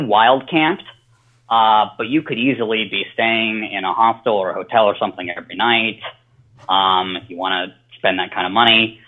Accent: Colorado, United States; now in Southern California, United States; growing up in Colorado and then living in Southern California now

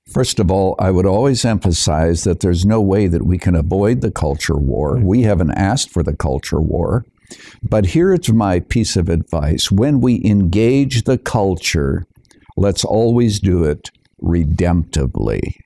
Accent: Canada; moved away as an adult; now in United States; I was born and raised in Canada, but I'm a naturalized citizen here in the United States, coming here in the early 1970s

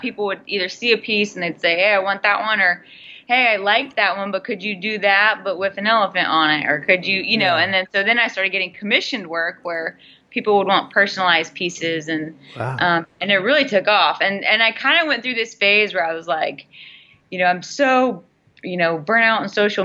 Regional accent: Pawleys Island, South Carolina, United States; moved away as an adult; also born or lived in Chicago / Portland; now in San Diego, United States; Pawleys Island. So it's like an hour and a half north of Charleston

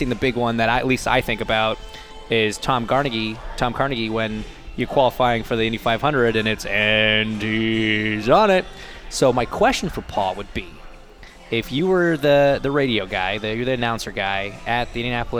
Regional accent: Canada; I'm Canadian

